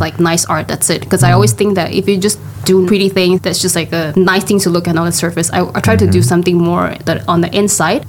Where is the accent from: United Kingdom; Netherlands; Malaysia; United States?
Malaysia; Johor; now in Kuala Lumpur, Malaysia; I'm originally from Johor and I work in KL for more than 10, 15 years already.